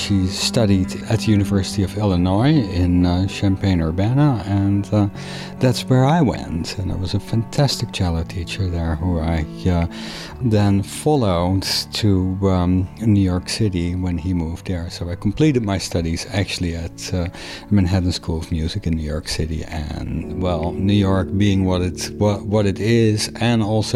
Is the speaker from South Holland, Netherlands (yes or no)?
yes; Rotterdam, South Holland, Netherlands; English is a second language; moved away as an adult; also born or lived in Maastricht; now in North Adams, United States; I hail from the Netherlands. I was born in the city of Rotterdam in 1964.